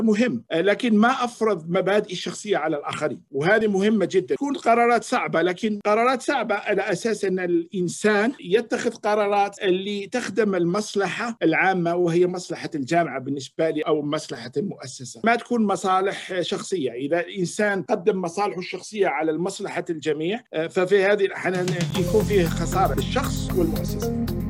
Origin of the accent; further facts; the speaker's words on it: Algeria; moved away as an adult; also born or lived in Quebec, Canada / Toronto, Canada; now in Canada; اصلي من الجزائر